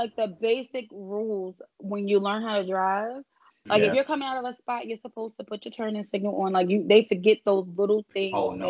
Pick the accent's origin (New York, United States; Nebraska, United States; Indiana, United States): New York, United States; moved away; We get hated that we're from New York.